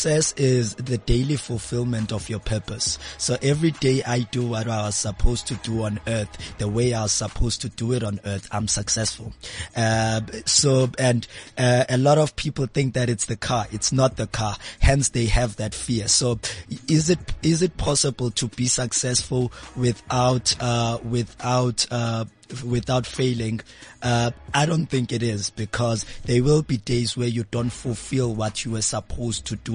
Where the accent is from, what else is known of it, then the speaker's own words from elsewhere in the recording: Mount Frere, Eastern Cape, South Africa; now in Johannesburg, South Africa; I'm from the Eastern Cape, a small town called Mount Frey.